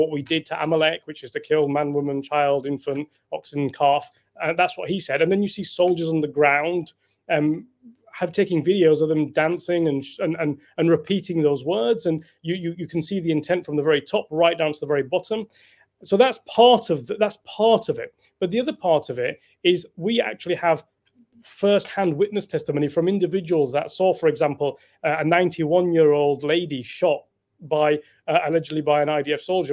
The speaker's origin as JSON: {"language": "English", "country": "United Kingdom", "said": "as British citizens"}